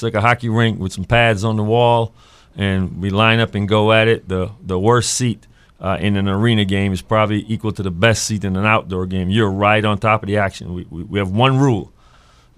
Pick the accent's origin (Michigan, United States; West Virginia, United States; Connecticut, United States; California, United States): Connecticut, United States; moved away as an adult; also born or lived in Kentucky / Tampa, Florida / Indianapolis, Indiana / Toronto, Canada; I got into arena coaching in 95 back in my home state of Connecticut.